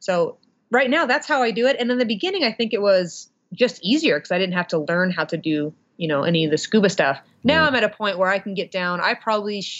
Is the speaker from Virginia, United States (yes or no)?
no; Montana, United States; I am from Montana